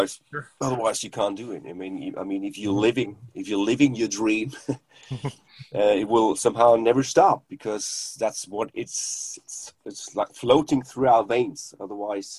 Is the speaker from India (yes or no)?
no; Germany; first language German; English is a second language; it's not my native language, English